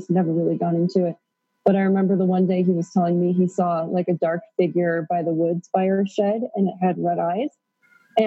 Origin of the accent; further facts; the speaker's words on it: rural Pennsylvania, United States; also born or lived in Queens, New York; now in Peru; I was born in Queens, New York, and my parents decided to move to rural Pennsylvania when I was four